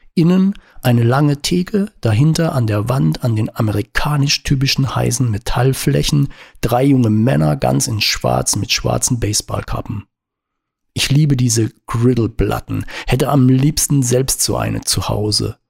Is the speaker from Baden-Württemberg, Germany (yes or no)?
yes; Baden-Württemberg, Germany; Baden? Herrschaften, da komme ich her